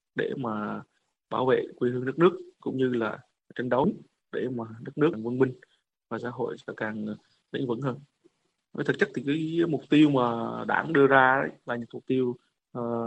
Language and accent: Vietnamese; Vietnam; moved away; chúng tôi là một người Việt Nam